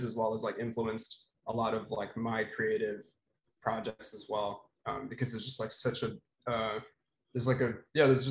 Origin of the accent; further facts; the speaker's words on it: Philippines; moved away as an adult; now in Boston, United States; I'm also from the Philippines, or at least, grew up there.